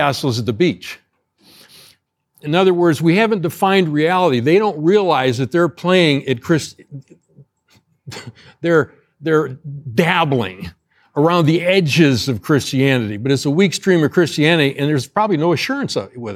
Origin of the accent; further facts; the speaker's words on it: Ohio, United States; moved away; I grew up in Ohio, right next door here, very similar to Indiana